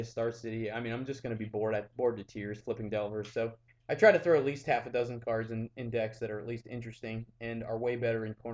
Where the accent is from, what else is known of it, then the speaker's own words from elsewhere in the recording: United States; I'm an American of Irish and Spanish descent